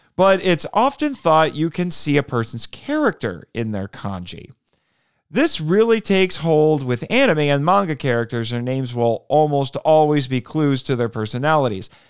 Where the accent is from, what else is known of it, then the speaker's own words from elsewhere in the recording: United States; I, as an American